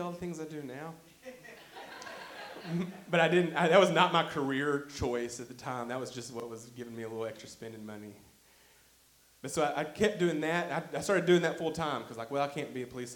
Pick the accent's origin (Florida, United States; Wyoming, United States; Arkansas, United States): Arkansas, United States; Arkadelphia; my hometown of Arkadelphia